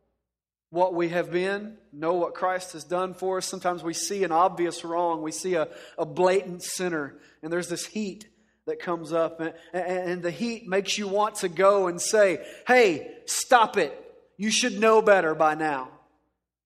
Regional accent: Dallas-Fort Worth area, Texas, United States; I grew up in the Dallas-Fort Worth area

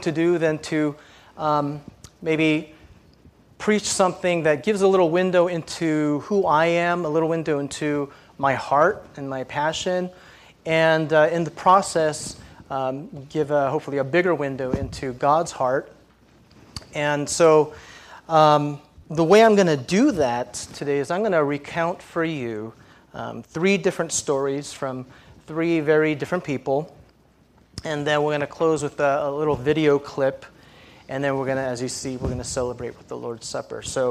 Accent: San Jose, California, United States; moved away as an adult; I'm from Santa Clara, San Jose, Cupertino

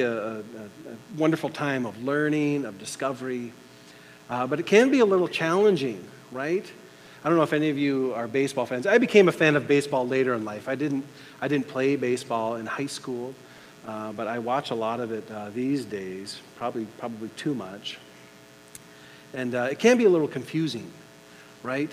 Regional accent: United States; as an American, on the 4th of July here

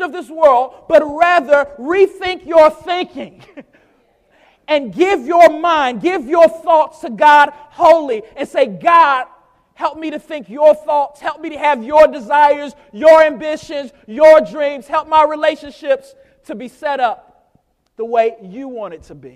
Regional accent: United States; especially as American Christians

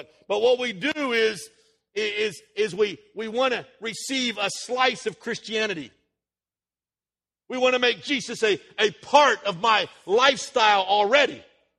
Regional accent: United States; born there; because I was born in America, I am endowed with certain inalienable rights

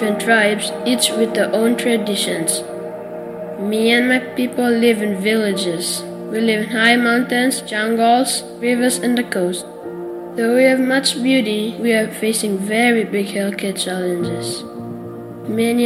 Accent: Papua New Guinea; I come from Papua New Guinea. I love my country.

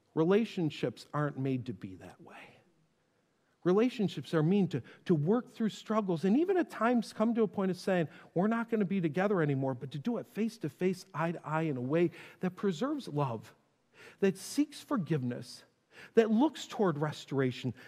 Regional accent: North Tonawanda, New York, United States; I grew up in Western New York. to get from my house in North Tonawanda to Niagara Falls

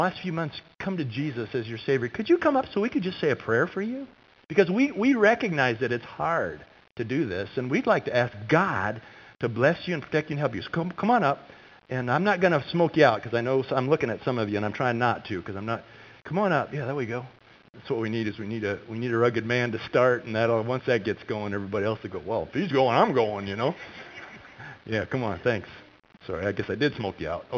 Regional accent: California, United States; moved away; when I was a kid growing up in California

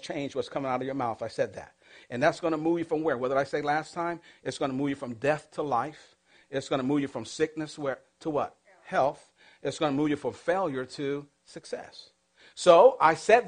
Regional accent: Massachusetts, United States; I grew up in the projects. You know, in the projects where I grew up, it wasn't like, okay, there's a whole other set of projects behind me. That where I grew up, that was it. And the only thing that was behind me was just what they call a canal. See, I'm from Massachusetts

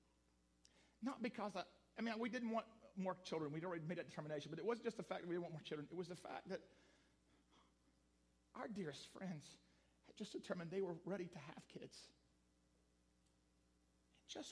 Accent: Ross County, Ohio, United States; also born or lived in Florida; I'm from Ohio, grew up right here in Ross County, but I spent part of my teenage years in Florida

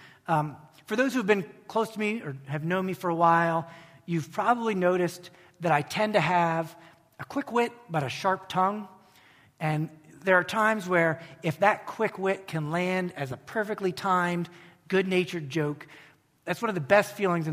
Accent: United States; an American Christian

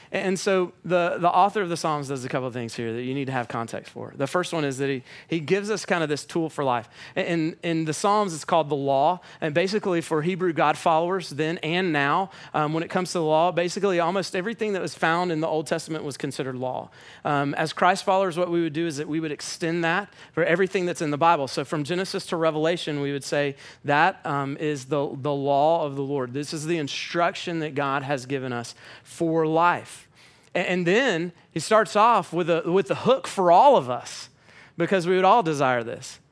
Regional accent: Atlanta, Georgia, United States

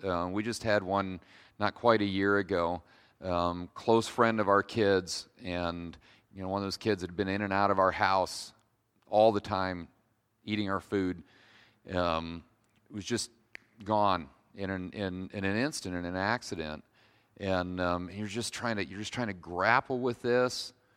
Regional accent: Kalona, Iowa, United States; also born or lived in Decatur, Iowa; I'm from Kelowna, um, so if you've hung around eastern Iowa very long, you know that Kelowna is full of Amish and Mennonites

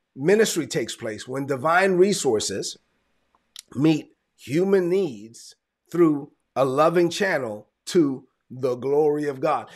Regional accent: New York City, New York, United States; I'm Dominican, I'm from New York, and I let everybody know I'm from Brooklyn

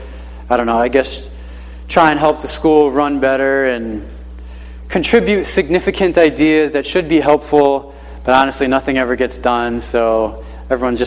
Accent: Hartford, Connecticut, United States; moved away as an adult; now in Naugatuck, United States; I grew up in the Hartford area.

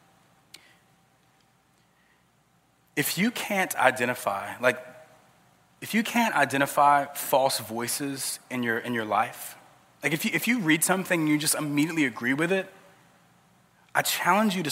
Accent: South Georgia, United States; I grew up in South Georgia

